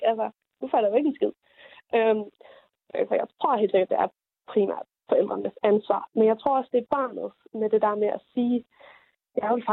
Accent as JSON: {"language": "Danish", "region": "Jutland", "country": "Denmark", "said": "Og jeg ved ikke, om det er, fordi jeg er jyde."}